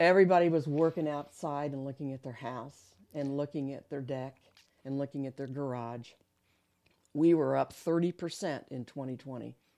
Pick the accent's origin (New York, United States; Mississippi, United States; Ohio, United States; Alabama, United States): Ohio, United States; Columbus; moved away as an adult; also born or lived in Kokomo, Indiana; now in Muncie, United States; I'm actually from Columbus, Ohio, born and raised